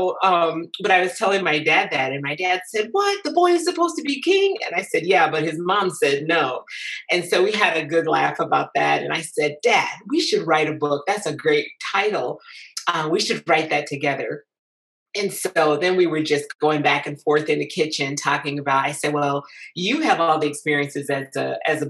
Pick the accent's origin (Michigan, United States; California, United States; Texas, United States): Michigan, United States; Lansing; moved away as an adult; now in Concord, United States; I'm originally from Lansing, Michigan, and lived in Michigan for 46 years.